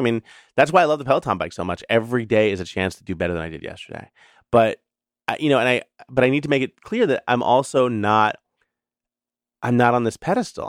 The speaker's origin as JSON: {"language": "English", "town": "New York City", "region": "New York", "country": "United States", "tie": "born or raised there", "said": "when I was growing up in the New York City public schools"}